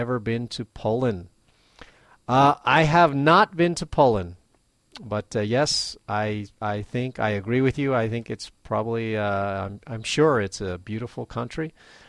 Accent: Venezuela; first language Spanish; English is a second language; now in Maui, United States; We are originally from Venezuela, but we've lived in Maui, Hawaii for more than 6 years now. Our mother language is Spanish. I learned English for myself.

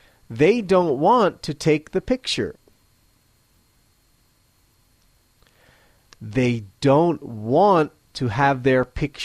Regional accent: United States; now in Matsumoto, Japan; I'm an American living in Matsumoto, Japan

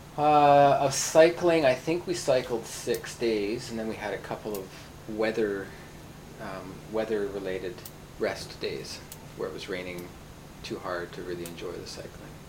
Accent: Vancouver, British Columbia, Canada; moved away as an adult; now in Tokyo, Japan; I'm originally from Vancouver, Canada, the west coast of Canada, and came to Japan about six years ago

